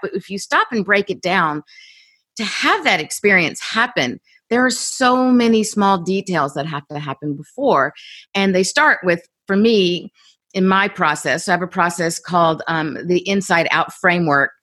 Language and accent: English; Columbus, Georgia, United States; I grew up in Columbus, Georgia, pretty small town